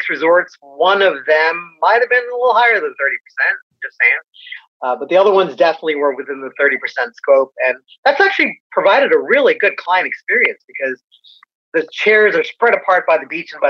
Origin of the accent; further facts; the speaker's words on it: United States; I'm an American guy